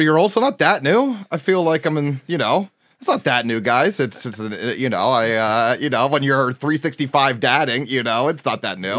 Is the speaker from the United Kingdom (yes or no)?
no; Harrisburg, Pennsylvania, United States; I grew up in Har- outside, a little bit outside Harrisburg. I mean, my, my address is Harrisburg, Pennsylvania.